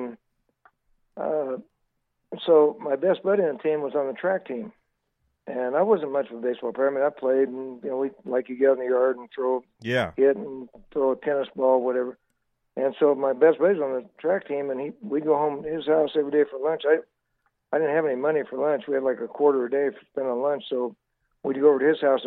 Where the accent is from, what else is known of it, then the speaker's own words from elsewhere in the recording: Delano, California, United States; also born or lived in Bakersfield; I was raised in Delano until I was in the eighth grade